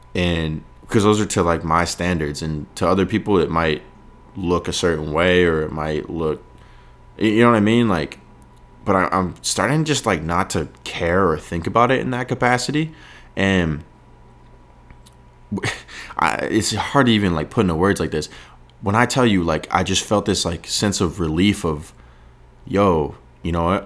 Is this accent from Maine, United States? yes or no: yes; York, Maine, United States; now in Los Angeles, United States; York, Maine, my hometown